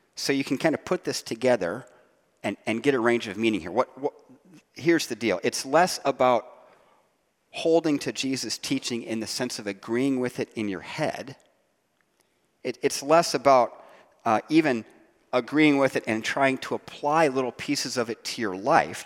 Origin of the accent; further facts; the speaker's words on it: Ohio, United States; I grew up in Ohio